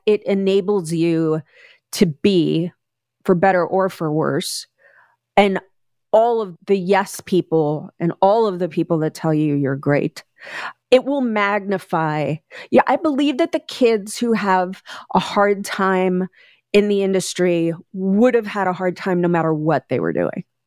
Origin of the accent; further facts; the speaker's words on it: New York, United States; also born or lived in Staten Island, New York; now in Los Angeles, United States; I was born in Bensonhurst in Brooklyn.